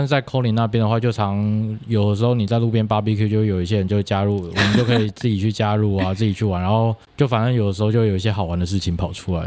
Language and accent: Chinese; Kaohsiung, Taiwan; moved away as an adult; also born or lived in Denmark; 因为我小时候也在乡下小学，嗯。就是高雄沿沿海的主妇那个地方一个乡下小学